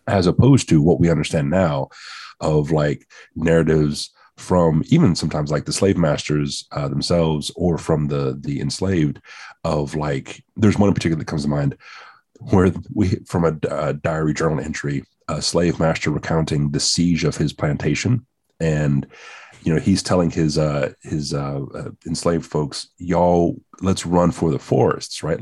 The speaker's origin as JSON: {"language": "English", "region": "the South", "country": "United States", "said": "as a Southerner"}